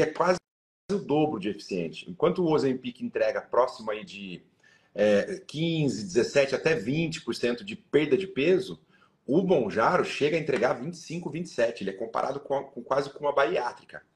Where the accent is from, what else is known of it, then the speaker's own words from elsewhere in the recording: Sorocaba, São Paulo, Brazil; A gente ia do interior, né? Sou de Sorocaba